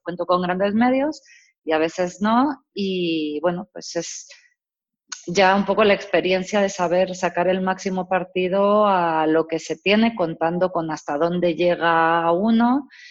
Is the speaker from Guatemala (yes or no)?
no; Mexico; moved away as an adult; now in Spain; yo nací y crecí en México